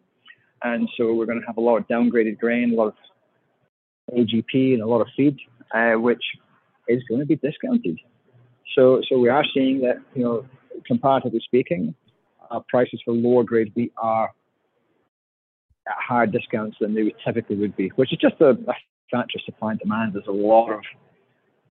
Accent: Scotland, United Kingdom; now in Australia; I'm Scottish

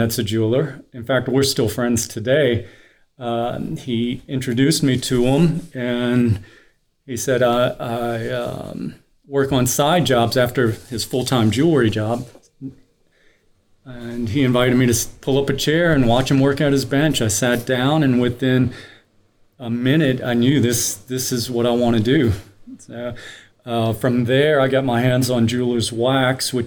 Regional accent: Reggio, Louisiana, United States; also born or lived in Delacroix, Louisiana; Yeah, I grew up in Reggio, Louisiana.

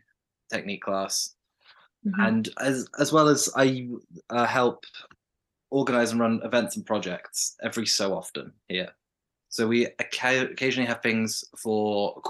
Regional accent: West Midlands, United Kingdom; moved away as an adult; now in Birmingham, United Kingdom; I'm from the Midlands, the West Midlands.

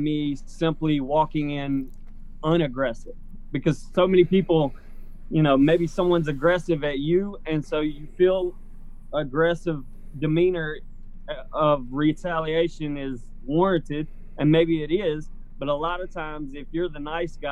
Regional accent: Prattville, Alabama, United States; Prattville, which is my stomping grounds, my hometown

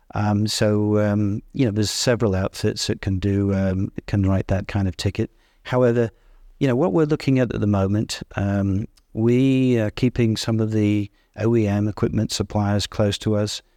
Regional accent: Yorkshire and the Humber, United Kingdom; moved away; I'm from Yorkshire

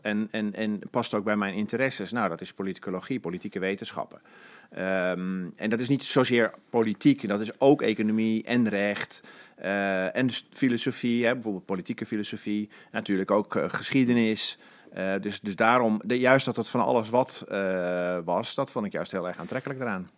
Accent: Alkmaar, North Holland, Netherlands; ik ben in Alkmaar opgegroeid

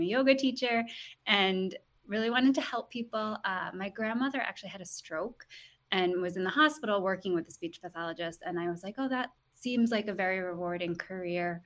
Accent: Guilderland, New York, United States; moved away as an adult; also born or lived in California; I'm actually from Gilderland. I grew up in the Capital Region

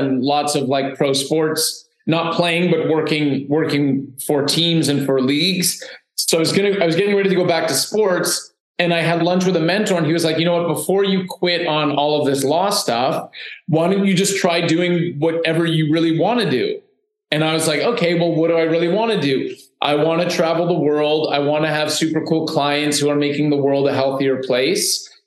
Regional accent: Canada; also born or lived in Toronto; I was born in Canada

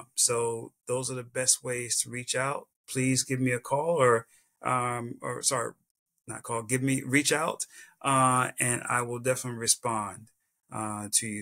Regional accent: South Carolina, United States; this little kid from South Carolina

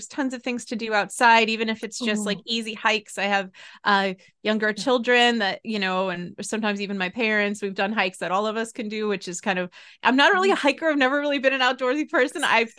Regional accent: New England, United States; So, I live in Massachusetts, which I love. I'm from New England.

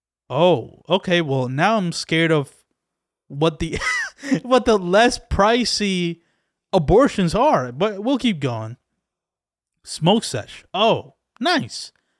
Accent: Dominican Republic; now in United States; I came from another country. I came from the Dominican Republic, where shit is awful there.

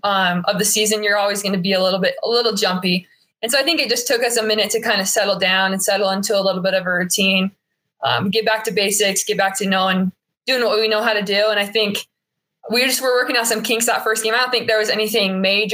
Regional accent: South Ogden, Utah, United States; I grew up in South Ogden, like 2 minutes away from Weber State

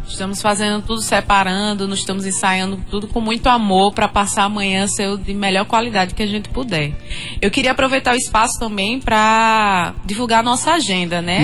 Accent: Paraíba, Brazil; Eu falando como paraibana, eu acho que eu me tornei mais paraibana ainda quando eu entrei no Maracastelo

